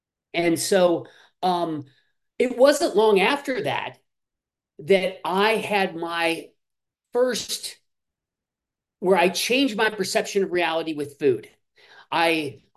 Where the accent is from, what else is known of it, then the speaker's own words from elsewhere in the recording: Midwest, United States; I grew up in the Midwest